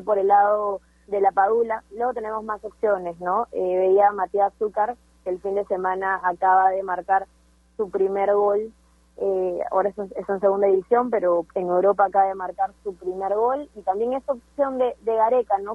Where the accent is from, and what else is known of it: Peru